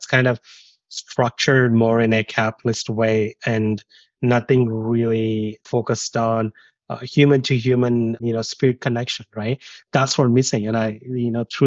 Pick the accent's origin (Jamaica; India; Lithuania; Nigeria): India; moved away as an adult; also born or lived in United Kingdom; I grew up in India, and I always look back my childhood